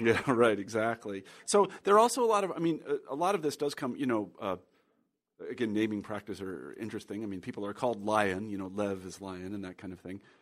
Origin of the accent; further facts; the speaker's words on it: Midwest, United States; growing up in the Midwest